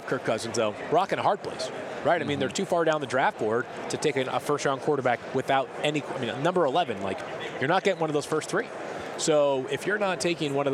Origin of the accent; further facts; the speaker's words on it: Massachusetts, United States; I grew up in Massachusetts.